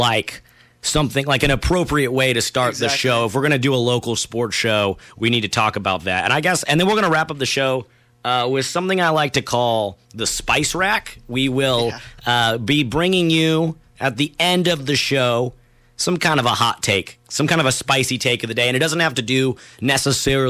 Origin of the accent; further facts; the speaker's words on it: Newport Beach, California, United States; also born or lived in Portland, Oregon / Oregon State; I grew up here in the Newport Mesa area. I went to Mariners Elementary, Ensign Junior High, and the Newport Harbor High School.